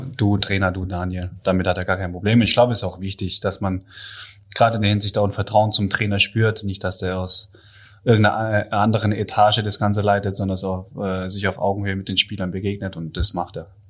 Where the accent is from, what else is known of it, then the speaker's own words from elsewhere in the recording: Pforzheim, Baden-Württemberg, Germany; moved away; also born or lived in Böblingen / Ludwigsburg; Böblingen bin ich zwar geboren, habe mit der Stadt aber sonst gar nichts am Hut. Äh, meine Familie kommt aus Ludwigsburg, beziehungsweise mhm. aufgewachsen bin ich in der Nähe von Pforzheim.